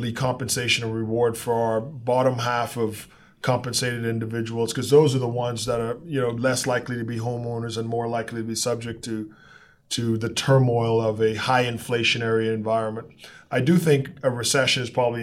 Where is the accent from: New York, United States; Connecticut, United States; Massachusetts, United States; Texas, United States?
Texas, United States; I'm a Texan